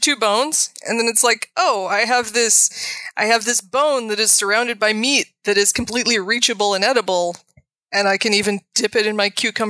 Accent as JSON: {"language": "English", "region": "Midwest", "country": "United States", "said": "I'm from the Midwest"}